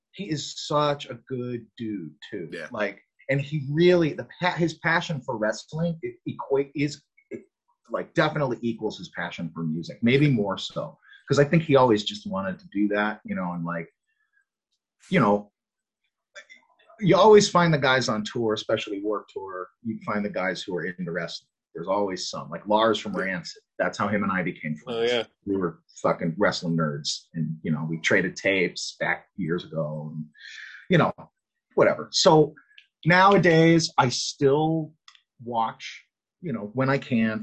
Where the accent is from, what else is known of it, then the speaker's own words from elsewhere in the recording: Connecticut, United States; I, I'm from the Northeast. I grew up in Connecticut